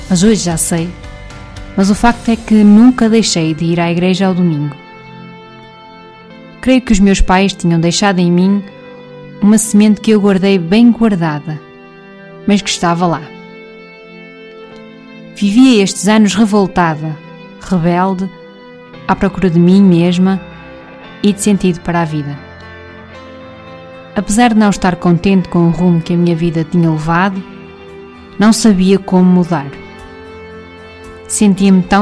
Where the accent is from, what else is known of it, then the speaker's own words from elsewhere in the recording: Kraków, Lesser Poland, Poland; Cracóvia, em 2016, o meu mundo tinha outras andanças. Não me recordo nada significativo da JMJ aqui na minha cidade natal.